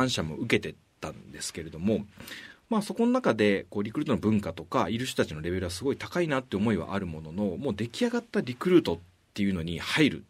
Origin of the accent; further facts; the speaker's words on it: Kyoto, Japan; now in Tokyo, Japan; もともと京都っていう田舎の出身なんですけど